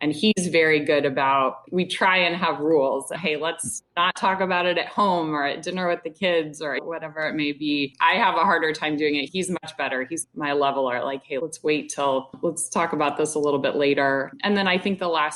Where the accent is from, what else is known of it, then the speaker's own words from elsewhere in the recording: Indianapolis, Indiana, United States; moved away as an adult; I grew up in Indianapolis.